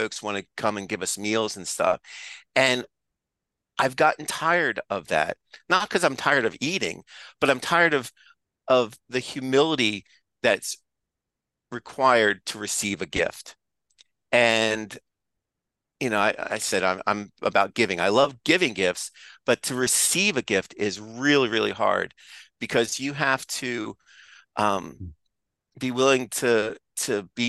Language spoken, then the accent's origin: English; United States; I'm an American